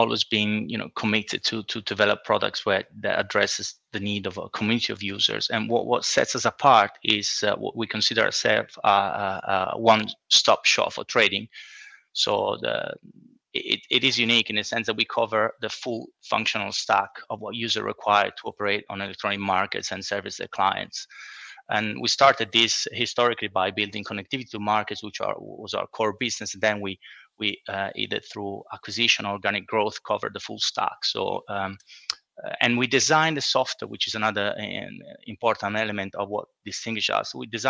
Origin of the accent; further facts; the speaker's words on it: Italy; moved away as an adult; now in London, United Kingdom; So in the early 2000s, I moved to London from Italy, and I started working at a trading platform